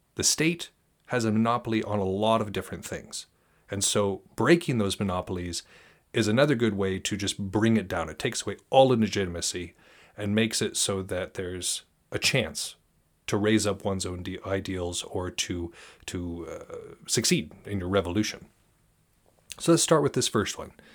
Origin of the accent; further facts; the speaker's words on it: United States; I'm an American